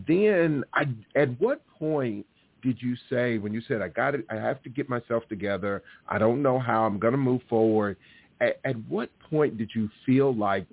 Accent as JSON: {"language": "English", "region": "Alabama", "country": "United States", "tie": "born or raised there", "also_born_or_lived": "Louisiana", "moved": "yes", "said": "I actually grew up, born and raised in Alabama, about 45 minutes from Oakwood College"}